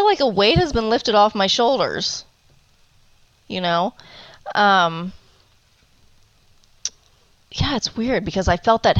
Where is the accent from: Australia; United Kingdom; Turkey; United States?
United States; Cleveland, Ohio; now in Arizona, United States; I am originally from Cleveland, Ohio, and I've been in Arizona for 21 years now.